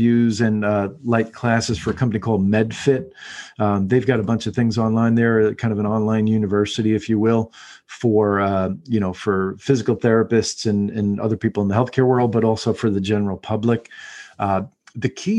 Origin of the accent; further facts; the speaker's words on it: United States; as American humans